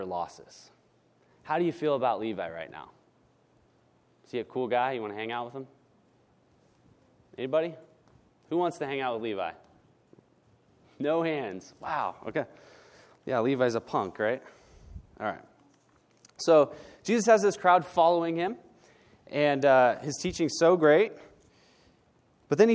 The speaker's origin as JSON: {"language": "English", "region": "Northern California", "country": "United States", "tie": "born or raised there", "lives_now": "Southern California, United States", "said": "I was born and raised in Northern California"}